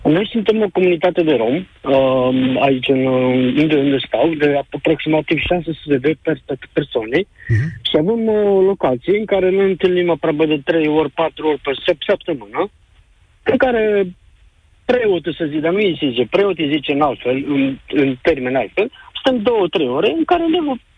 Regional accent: Galați, Galați County, Romania; now in United Kingdom; sunt din Galați, dar uh, momentan locuiesc în uh, Marea Britanie

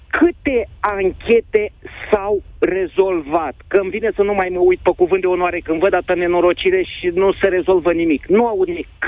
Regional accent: Tulcea, Tulcea County, Romania; now in Constanța, Romania; eu de țărână sunt din Tulcea.

